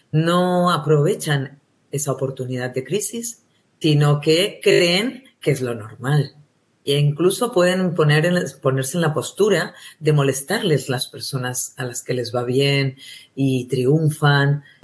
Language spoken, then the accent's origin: Spanish; Spain; accent: Spanish; a las personas le atraía muchísimo mi acento, mi acento español.